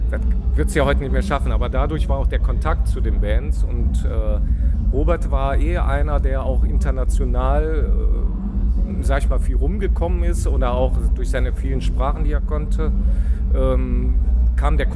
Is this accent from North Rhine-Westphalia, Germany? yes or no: yes; Düsseldorf, North Rhine-Westphalia, Germany; wir kommen ja aus dem Rheinland, Düsseldorf, äh, ist ja auch nur ein paar Meter entfernt